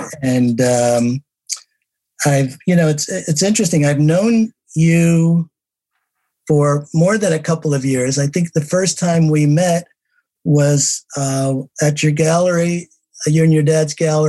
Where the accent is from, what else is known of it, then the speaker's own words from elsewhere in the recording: Newark, New Jersey, United States; I knew we were both from Newark.